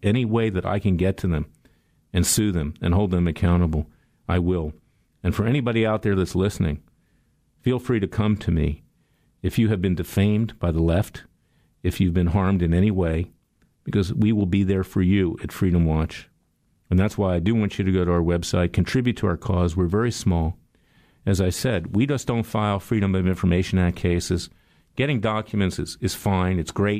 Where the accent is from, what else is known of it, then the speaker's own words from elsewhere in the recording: Florida, United States; And I'm from Florida.